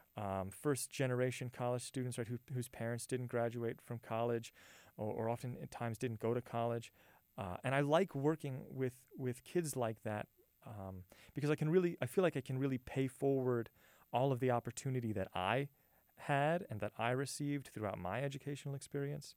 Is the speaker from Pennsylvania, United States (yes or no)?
no; Hammond, Louisiana, United States; moved away as an adult; also born or lived in New Orleans, Louisiana; now in San Angelo, United States; So I'm born and raised in Louisiana, actually, uh, born right outside New Orleans, and then grew up in a town called Hammond, Louisiana